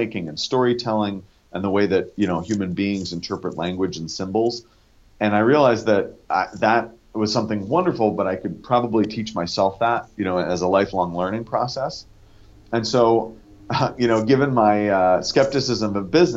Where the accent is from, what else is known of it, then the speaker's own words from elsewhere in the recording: Northern California, United States; Growing up in Northern California